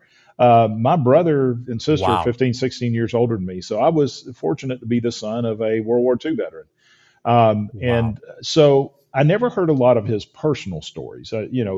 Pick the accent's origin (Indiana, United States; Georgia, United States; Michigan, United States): Georgia, United States; moved away as an adult; also born or lived in Alaska / Texas; When I graduated high school from Georgia, I moved to Alaska to work construction